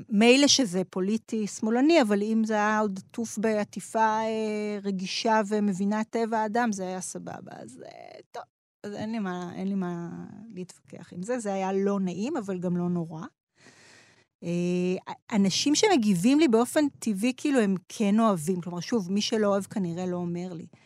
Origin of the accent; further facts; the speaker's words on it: Mashu'ot Yitzhak, Southern District, Israel; also born or lived in Ma'ale Mikhmas; את ילדותי המוקדמת אה, גדלתי במשואות יצחק, זה מושב שיתופי ליד אשקלון.